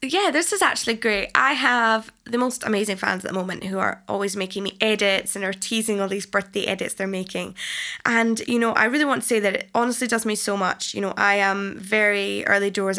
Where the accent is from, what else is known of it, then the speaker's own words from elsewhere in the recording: Falkirk, Scotland, United Kingdom; when I was growing up in Scotland, I literally got bullied left, right and centre in school